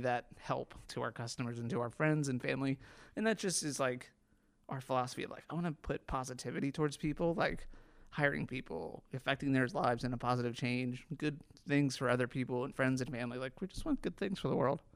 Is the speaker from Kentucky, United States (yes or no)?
yes; Northern Kentucky, United States; We're from Northern Kentucky.